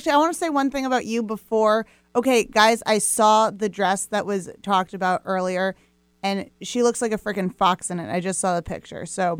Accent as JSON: {"language": "English", "town": "Fairfield", "region": "Iowa", "country": "United States", "tie": "born or raised there", "said": "I was born in Fairfield, Iowa, which is this small town in southeast Iowa that the Maharishi, the Maharishi people, the TMers, kind of inhabited in this late 70s."}